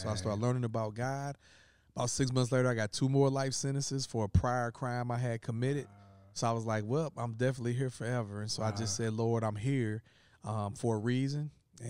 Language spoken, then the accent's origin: English; East St. Louis, Illinois, United States; I'm from the St. Louis area, but it's East St. Louis, which is east of St. Louis, the city. So it's actually Illinois. So I'm from the southern part of Illinois, born and raised there.